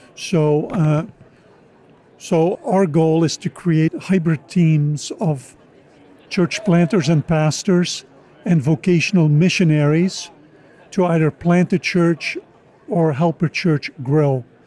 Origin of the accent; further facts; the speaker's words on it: Oudenaarde, Flanders, Belgium; moved away as an adult; also born or lived in United States; I was born and raised in Belgium